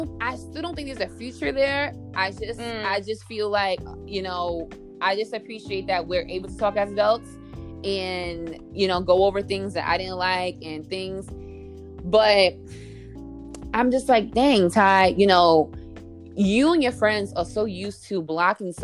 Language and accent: English; New York City, New York, United States; growing up in New York City